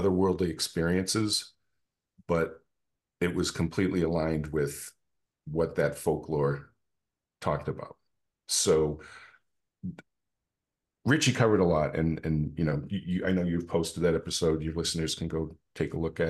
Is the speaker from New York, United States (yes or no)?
no; Massachusetts, United States; moved away as an adult; now in Tidewater, Virginia, United States; I am originally from Massachusetts